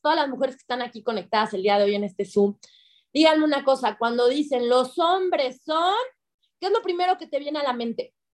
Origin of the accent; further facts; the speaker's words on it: Mexico; first language Spanish; si yo quería hablar español y nacer en México